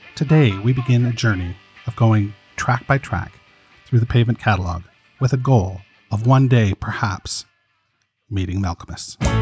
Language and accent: English; Toronto, Ontario, Canada; I'm from Toronto, Canada